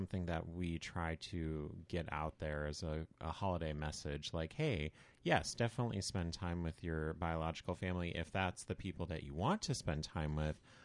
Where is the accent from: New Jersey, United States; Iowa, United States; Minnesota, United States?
Minnesota, United States; Red Wing; I grew up in Red Wing, Minnesota, which is not too far south of Northfield.